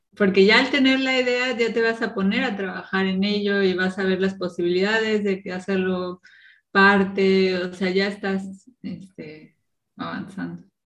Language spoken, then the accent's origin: Spanish; Morelia, Michoacán, Mexico; moved away as an adult; also born or lived in Cancún / State of Mexico / Veracruz / Mexico City; now in Berlin, Germany; 15 años en, Morelia